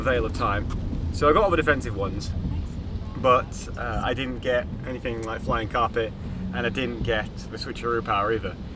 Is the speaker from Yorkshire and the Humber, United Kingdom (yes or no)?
yes; Yorkshire and the Humber, United Kingdom; moved away; I'm from Yorkshire. I've lived there for 16 years.